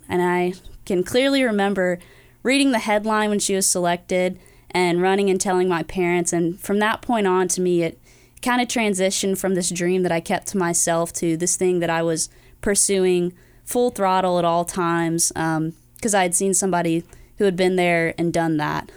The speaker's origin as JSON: {"language": "English", "town": "Greenville", "region": "North Carolina", "country": "United States", "moved": "yes", "said": "I'm from Greenville, North Carolina originally"}